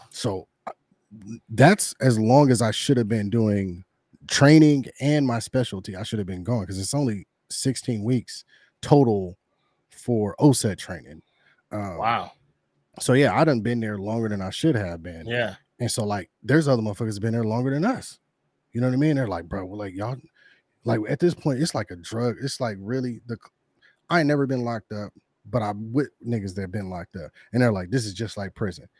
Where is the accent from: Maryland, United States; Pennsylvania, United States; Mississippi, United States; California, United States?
California, United States; I'm in hot ass Kentucky in this humidity and I'm from California